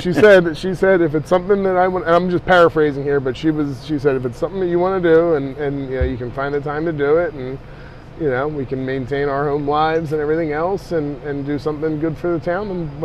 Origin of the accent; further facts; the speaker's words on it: Philadelphia, Pennsylvania, United States; moved away as an adult; also born or lived in Feasterville, Pennsylvania; now in Lansdale, United States; So I grew up in Northeast Philly and in the suburbs just outside of Northeast Philly. My parents are from Fox Chase area. My whole family's pretty much from Fox Chase area originally.